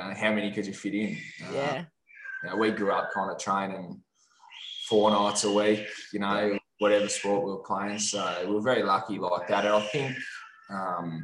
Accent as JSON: {"language": "English", "region": "Tasmania", "country": "Australia", "tie": "born or raised there", "also_born_or_lived": "Adelaide, South Australia"}